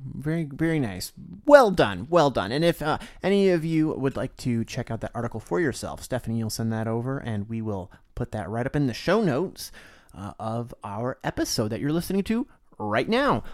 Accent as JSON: {"language": "English", "region": "Florida", "country": "United States", "tie": "born or raised there", "said": "I grew up in Florida"}